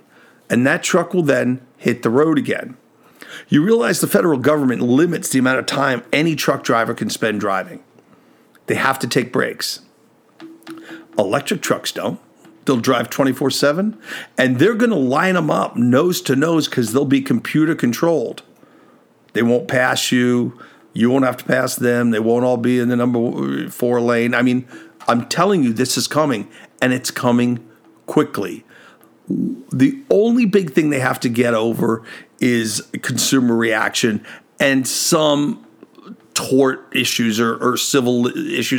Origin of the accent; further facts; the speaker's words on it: New York, United States; I grew up in New York